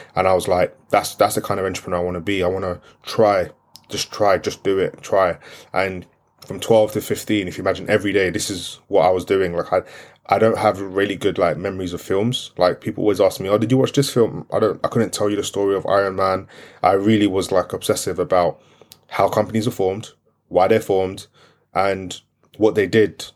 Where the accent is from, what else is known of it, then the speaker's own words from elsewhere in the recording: London, United Kingdom; first language French; English is a second language; I grew up in East London, Brick Lane, Aldgate